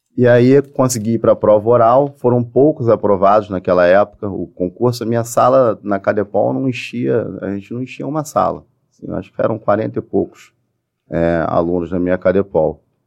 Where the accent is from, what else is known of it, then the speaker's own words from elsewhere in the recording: Niterói, Rio de Janeiro, Brazil; Eu, eu sou de Niterói.